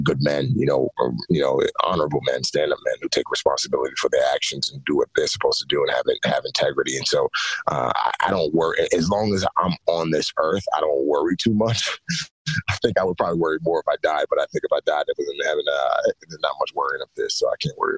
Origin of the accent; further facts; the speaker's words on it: Bronx, New York, United States; growing up in the Bronx, walking down the streets, and the crack epidemic was huge, was really, really big at the time when I was growing up, late 80s, early 90s.